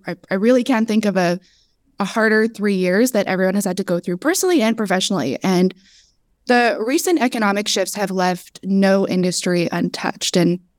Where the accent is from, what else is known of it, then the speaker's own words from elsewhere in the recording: Canada; moved away as an adult; now in Southern California, United States; Pronouns are she, her. I am a Lebanese Canadian that recently traded the cold Canadian winters for the sunny SoCal weather, thanks to remote work.